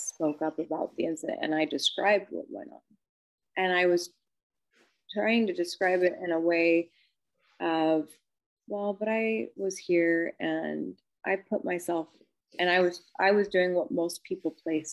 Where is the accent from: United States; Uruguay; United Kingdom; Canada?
United States; California; I grew up in California, and that was Price Club, wasn't Costco